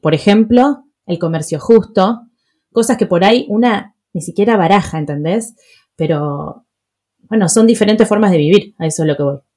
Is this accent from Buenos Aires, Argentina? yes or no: yes; Buenos Aires, Argentina; mis padres se mudaron a Palermo Viejo y mi colegio estaba en Recoleta